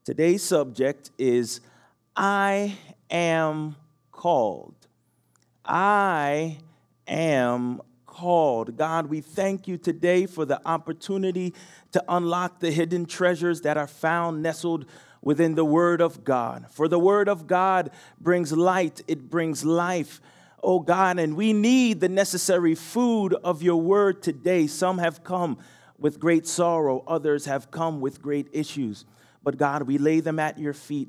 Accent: New Jersey, United States; moved away; I'm from Jersey, so I say pajamas

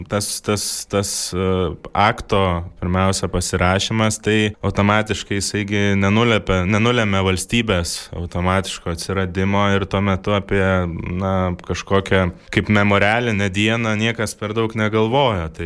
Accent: Lithuania; Aš jau gimiau nepriklausomai Lietuvo

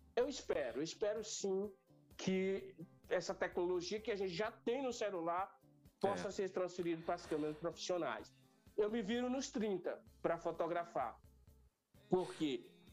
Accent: Bom Jesus, Piauí, Brazil; now in São Paulo, Brazil; aos 14 anos de idade, lá no interior do estado do Piauí, que eu não nasci em São Paulo, eu nasci numa cidade do interior do estado do Piauí chamada Bom Jesus

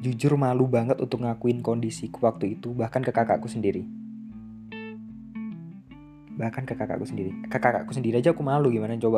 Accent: Surabaya, East Java, Indonesia; now in Bali, Indonesia; aku kuliah di aku kuliah di Bali sedangkan aku asal dari Surabaya cukup jauh dan ini adalah pilihanku sendiri aku sendiri yang memilih untuk untuk ngerantau jauh-jauh untuk lanjut sekolah di sini

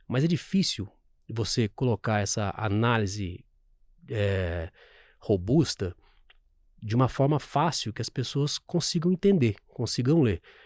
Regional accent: São Sebastião do Paraíso, Minas Gerais, Brazil; moved away; also born or lived in Franca; Eu sou do interior de Minas Gerais e quando eu fiz 18 anos, meu primeiro inteiro com, emprego com carteira foi numa fábrica de sapatos.

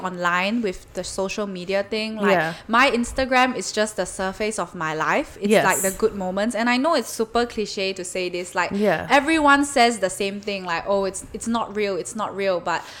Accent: Malaysia; moved away as an adult; now in Melbourne, Australia; I'm from Malaysia

